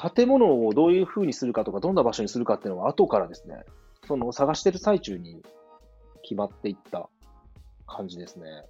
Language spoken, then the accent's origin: Japanese; Hida, Gifu, Japan; 生まれ育った飛騨